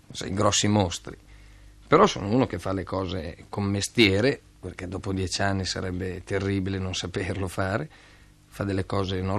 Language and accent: Italian; Pavia, Lombardy, Italy; Di Pavia